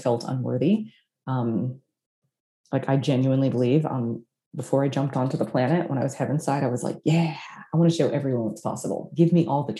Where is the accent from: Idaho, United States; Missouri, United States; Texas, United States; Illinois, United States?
Texas, United States; Austin; Austin, Texas, my hometown